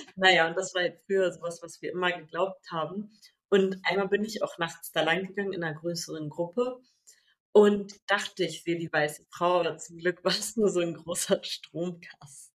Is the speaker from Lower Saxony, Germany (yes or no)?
yes; Sarstedt, Lower Saxony, Germany; da, wo ich aufgewachsen bin, gab es so einen Feldweg, also von Saarstedt nach Abergen